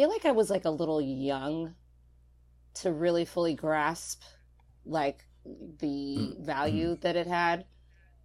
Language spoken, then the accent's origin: English; Warren, Michigan, United States; moved away as an adult; I was ready to get out of Warren, Michigan.